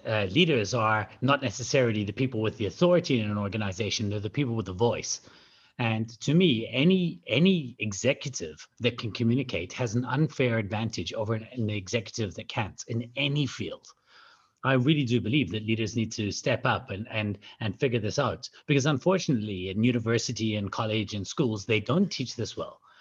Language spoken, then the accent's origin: English; Scotland, United Kingdom; moved away; also born or lived in South Africa; I'm from Scotland originally